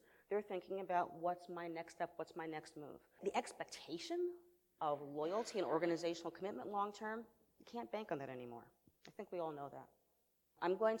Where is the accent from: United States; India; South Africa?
United States; New York; I'm from New York